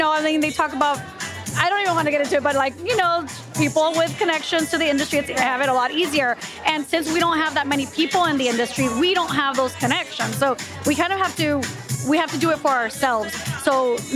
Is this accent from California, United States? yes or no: yes; Chula Vista, California, United States; moved away as an adult; also born or lived in New York; I grew up in Chula Vista.